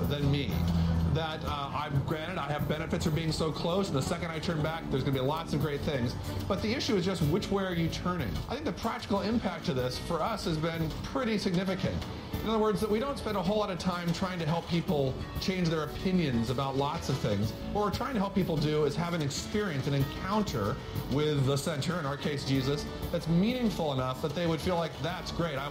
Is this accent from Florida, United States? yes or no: no; Boston, Massachusetts, United States; I'm a Bostonian